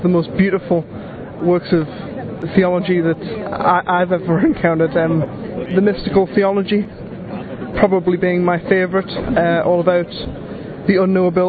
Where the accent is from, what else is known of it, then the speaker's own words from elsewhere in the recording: Newcastle upon Tyne, North East England, United Kingdom; I'm from Newcastle, England.